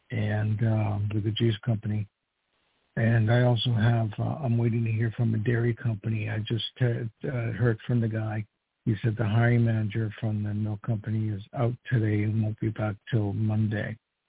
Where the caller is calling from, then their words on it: New York, United States; I'm calling from New York.